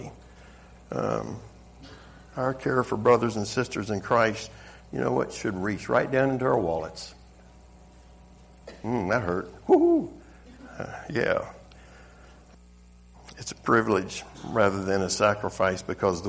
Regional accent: the South, United States; accent: Southern; moved away; I'm originally from the South. I know you couldn't tell by the accent. But that Southern hospitality

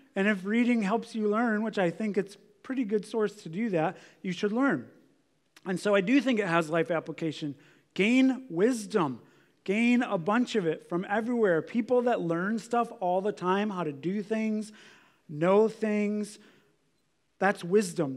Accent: United States; I look at my own life as an American

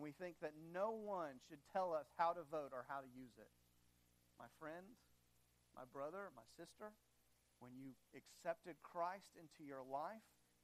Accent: United States; also born or lived in Madagascar

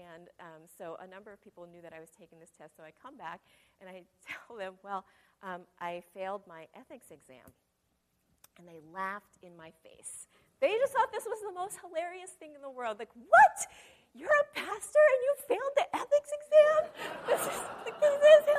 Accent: Modesto, California, United States; I was from Modesto

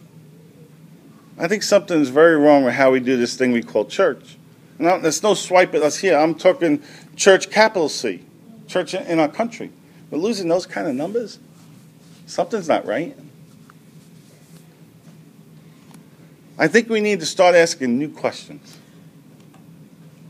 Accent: United States; as American Christians who've been involved in church, many of us for a good portion of our lives

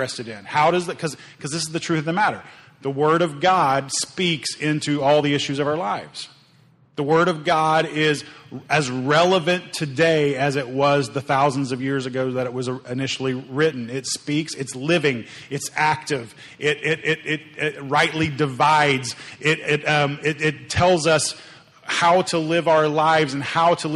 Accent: Oklahoma, United States; I grew up in Oklahoma

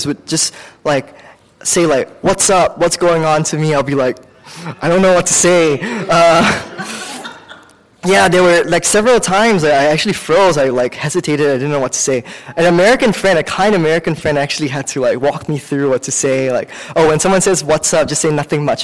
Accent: Singapore; now in United States; I grew up in Singapore

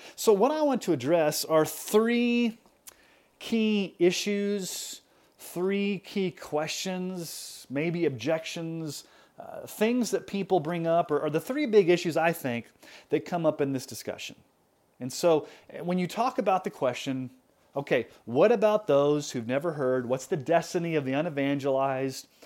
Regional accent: United States; I grew up in America.

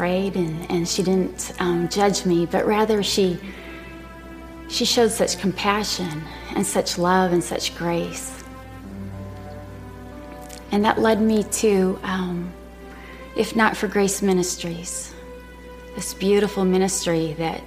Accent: Michigan, United States; moved away as an adult; also born or lived in Texas; I'd gone to Texas A&M from my hometown in Michigan

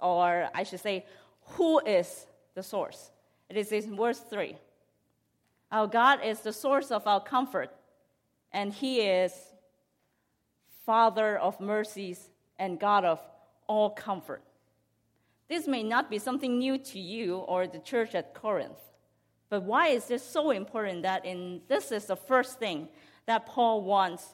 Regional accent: Hong Kong; I grew up in Hong Kong

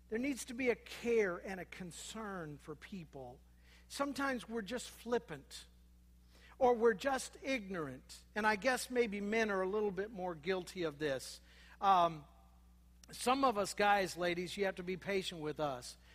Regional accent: Minnesota, United States; born there; I was born in Minnesota, those terrible Minnesotans that look down on us Iowans.

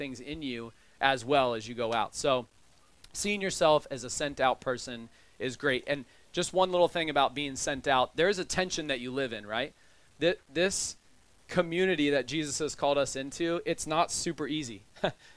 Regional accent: United States; I am a white man who is upper middle class, and I'm American

